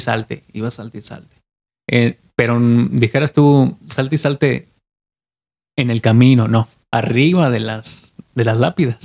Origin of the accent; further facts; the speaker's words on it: Mexico; como mexicanos somos